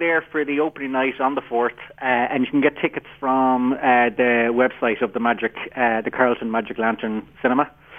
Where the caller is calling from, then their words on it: Kerry, Munster, Ireland; I'm calling in from Kerry.